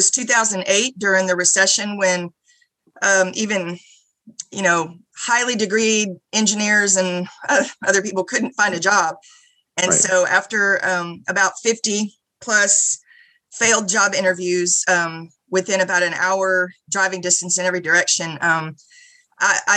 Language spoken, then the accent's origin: English; Houston, Texas, United States; moved away as an adult; now in College Station, United States; I grew up in Houston, went to A&M back in the mid-80s.